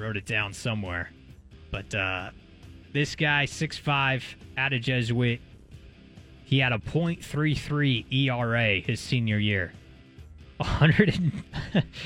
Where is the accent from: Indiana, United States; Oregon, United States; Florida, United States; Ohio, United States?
Oregon, United States; McMinnville; I'm from Mac, so I grew up going to a lot of Linfield baseball